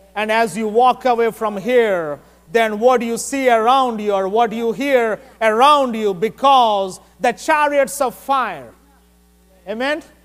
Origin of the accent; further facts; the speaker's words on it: India; moved away; I'm from India